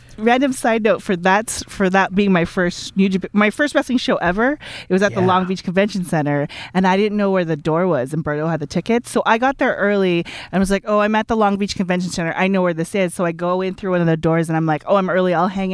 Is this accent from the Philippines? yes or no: yes; Philippines; But my head went to … because I'm Filipino and I thought karaoke